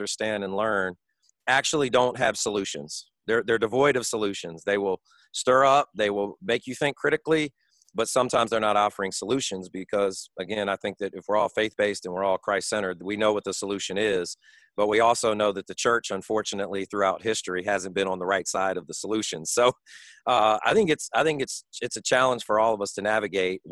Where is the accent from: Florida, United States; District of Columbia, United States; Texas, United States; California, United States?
District of Columbia, United States; Washington; now in Birmingham, United States; I grew up in Washington, D.C., Chocolate City. I was one of the few white kids in my neighborhood